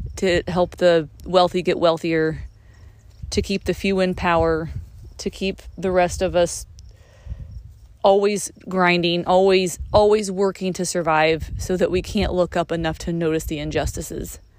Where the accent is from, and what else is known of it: United States